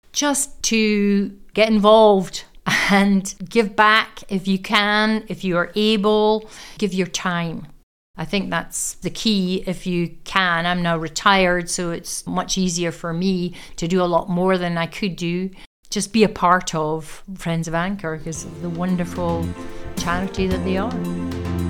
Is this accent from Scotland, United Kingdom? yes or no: yes; Aberdeen, Scotland, United Kingdom; I was born in Aberdeen, I am an Aberdonian, educated here from the age of five right up to the age of eighteen